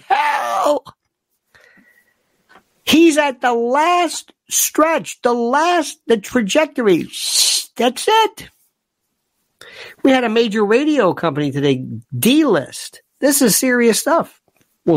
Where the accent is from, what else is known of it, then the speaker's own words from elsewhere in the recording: United States; I'm an American